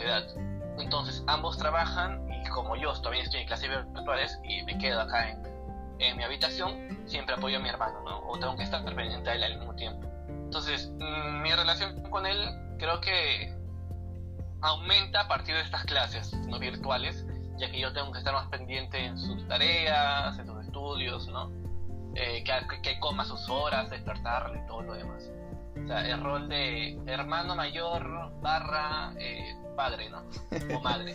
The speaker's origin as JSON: {"language": "Spanish", "region": "Lima", "country": "Peru", "tie": "born or raised there", "said": "soy de Perú, como tú bien dices, y tengo 20 años. Tengo 20 años, eh, nací acá en la capital de mi país, Lima."}